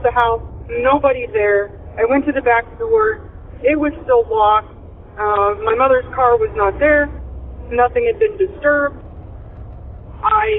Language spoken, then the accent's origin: English; Illinois, United States; I am from Illinois